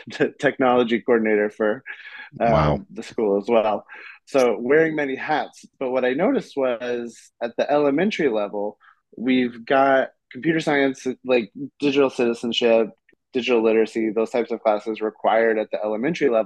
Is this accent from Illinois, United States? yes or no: no; Kansas, United States; moved away as an adult; also born or lived in South Korea / Colombia; I grew up in Kansas.